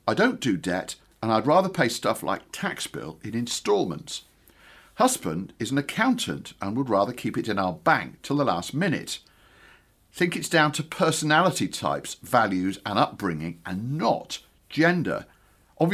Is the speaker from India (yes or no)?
no; Chester, North West England, United Kingdom; moved away; they were coming to Chester, which was my hometown at the time